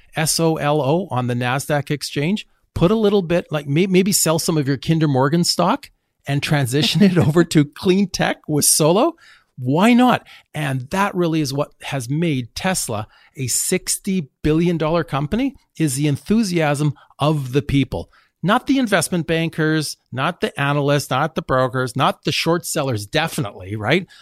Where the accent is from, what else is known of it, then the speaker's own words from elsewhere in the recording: Canada; as a Canadian myself, born in Canada